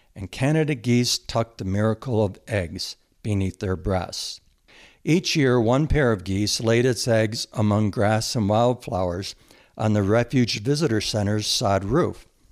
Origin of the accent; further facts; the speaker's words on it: Michigan, United States; also born or lived in Jackson Hole, Wyoming; now in Montana, United States; I grew up and was very fortunate to grow up in the country, in a rural area of Michigan